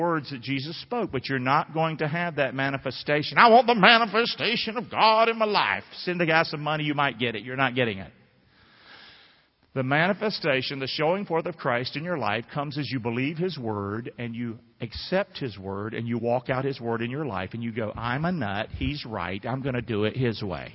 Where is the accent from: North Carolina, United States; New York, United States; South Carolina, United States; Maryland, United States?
North Carolina, United States; now in Rotonda, United States; I'm from North Carolina